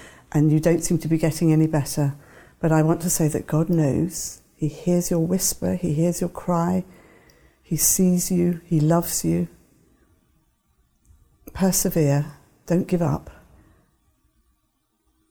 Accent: Devon, South West England, United Kingdom; when I was a child growing up in Devon

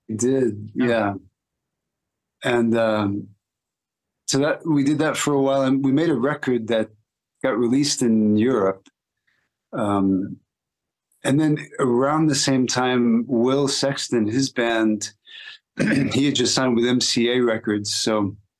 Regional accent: Austin, Texas, United States; growing up in Austin

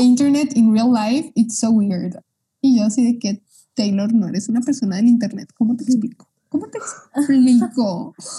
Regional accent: Mexico; yo soy mexicana

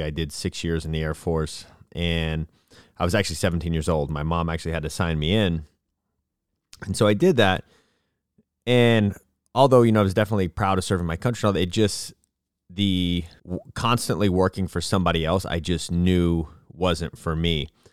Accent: Florida, United States; moved away; also born or lived in Abilene, Texas / Dallas, Texas / Portland / California; I grew up in Florida

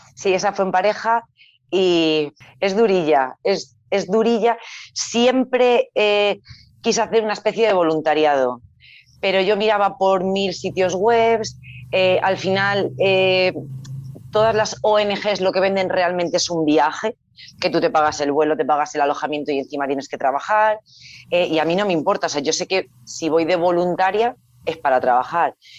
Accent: Salamanca, Castile and León, Spain; soy de Salamanca, entonces por la proximidad a Portugal sí que es cierto que ahí con mis padres había ido pues en varias ocasiones

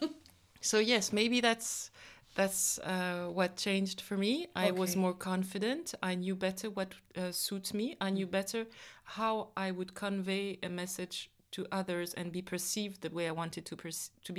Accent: Kinshasa, DR Congo; I was born in Kinshasa, in the DRC, in Congo

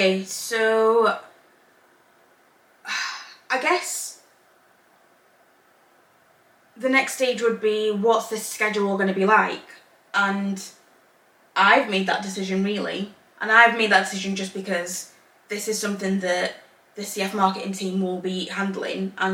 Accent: England, United Kingdom; born or raised there; also born or lived in Zambia / Northern Ireland; now in Belfast, United Kingdom

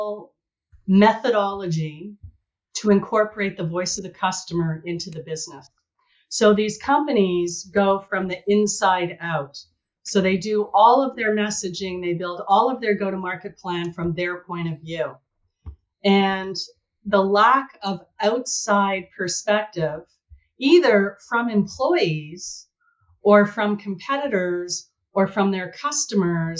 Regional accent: Montreal, Quebec, Canada; moved away as an adult; also born or lived in Toronto / Silicon Valley; I grew up in Montreal, joined Xerox Canada, and spent 20 years with the organization.

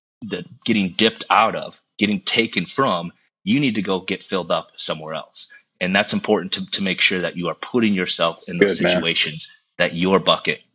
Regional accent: South Dakota, United States; now in Minneapolis, United States; growing up in South Dakota, it wasn't like I had a lot of options to get around people. I grew up in a town of 900 people

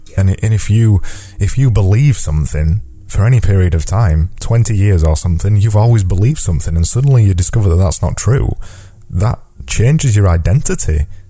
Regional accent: England, United Kingdom; accent: English; I live in the UK and I'm English, as you probably realise with my accent

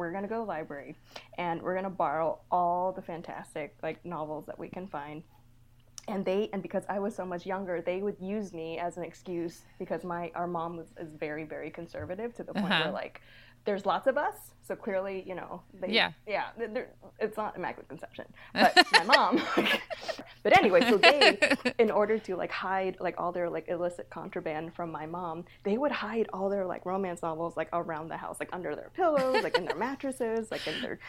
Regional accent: United States; I was born in the States, but my family immigrated over from Vietnam.

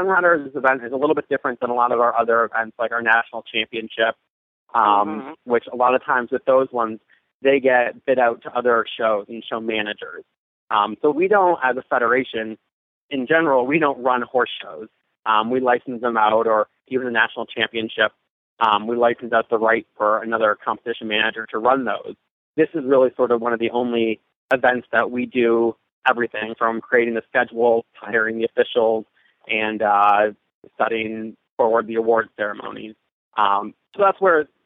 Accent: Buffalo, New York, United States; moved away; also born or lived in Kentucky; I'm originally from Buffalo, New York, and I grew up riding in the hunter jumper industry and moved down to Kentucky

